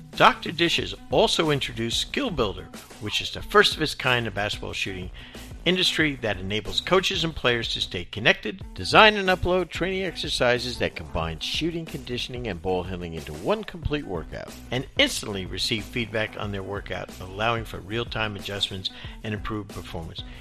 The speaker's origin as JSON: {"language": "English", "region": "New Jersey", "country": "United States", "tie": "born or raised there", "moved": "as an adult", "said": "I grew up in New Jersey"}